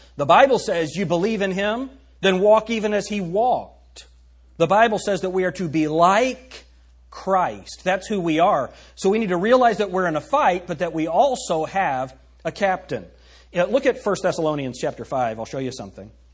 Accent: United States; as American citizens or as people who live in the United States

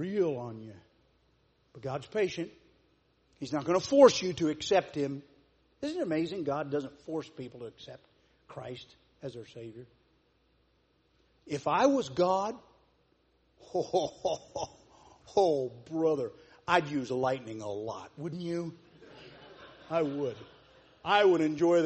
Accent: Sidney, Ohio, United States; It's known around the world for the event that happened on October 1st, 1959 in Wilson Memorial Hospital. I was born!

